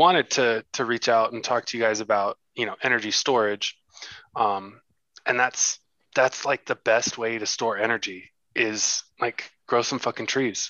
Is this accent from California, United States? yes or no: yes; Southern California, United States; I'm from Southern California